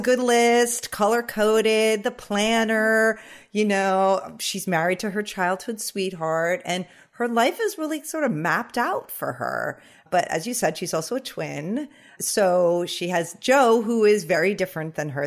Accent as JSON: {"language": "English", "area": "the Hamptons, Long Island", "region": "New York", "country": "United States", "tie": "born or raised there", "said": "I'm actually from Long Island, so is Corinne, oh. uh, but I grew up in the Hamptons and I still live there now"}